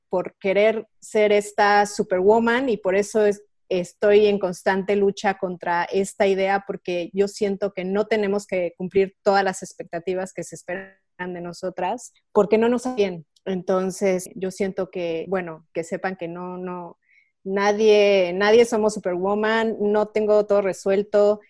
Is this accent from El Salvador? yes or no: no; Mexico; moved away as an adult; now in Switzerland